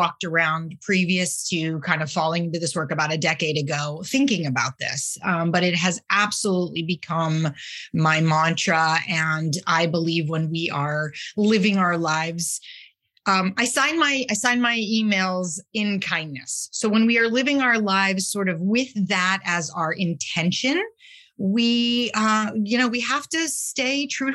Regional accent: New England, United States; moved away as an adult; also born or lived in Ludlow, Vermont / Sudbury, Massachusetts / Los Angeles; now in Portland, United States; I'm from New England. I grew up both in Ludlow, Vermont, small skiing town, with Okemo, and outside of the Boston area in Sudbury, Mass.

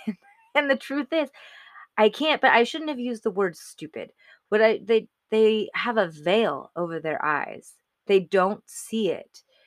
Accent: Arizona, United States; moved away as an adult; we came to Arizona, back, back to my home state

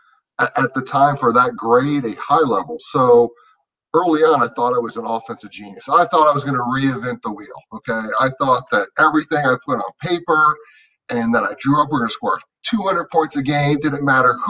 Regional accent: Chantilly, Virginia, United States; I'm not from Chantilly

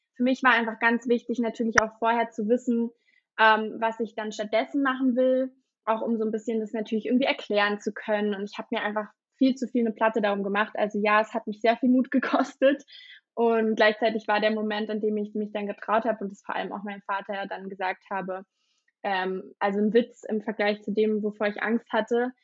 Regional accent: Berlin, Germany; ich bin gebürtige Berlinerin und ähm, lebe auch immer noch in Berlin.

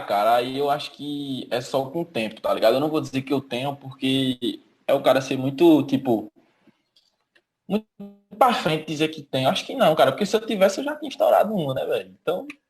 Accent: Lagoa Grande, Pernambuco, Brazil; now in Petrolina, Brazil; minha terra, que eu sou do Lagoa Grande.

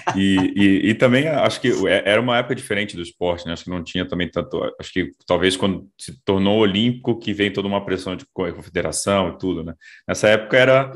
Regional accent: Brasília, Federal District, Brazil; sou de Brasília

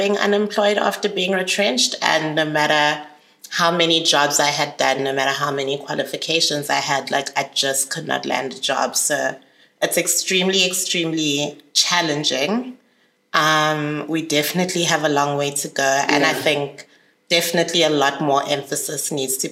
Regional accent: Johannesburg, Gauteng, South Africa; also born or lived in Zambia / Cape Town; I moved to Johannesburg when I was 8. So my mom is Zambian, like I said, and my dad is South African. So I was born and raised there and then predominantly grew up in Joburg. Went to primary school here, went to high school here

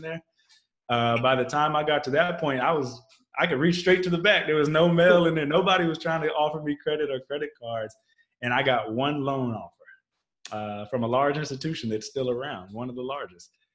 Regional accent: Texas, United States; I grew up in Texas

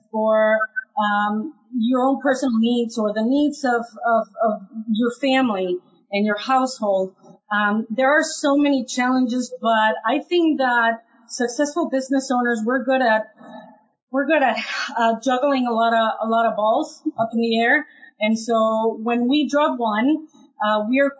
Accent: Mexico; now in United States; My very first job here in the United States, I'm originally from Mexico

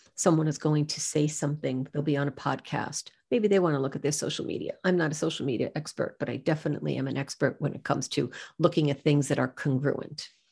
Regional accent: New York, United States; I'm from New York

